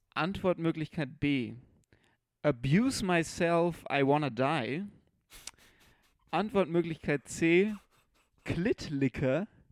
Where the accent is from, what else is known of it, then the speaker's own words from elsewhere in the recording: Munich, Bavaria, Germany; ich war als Bayer, der halt als Müncher schon ein bisschen gewöhnt ist an höhere Bierpreise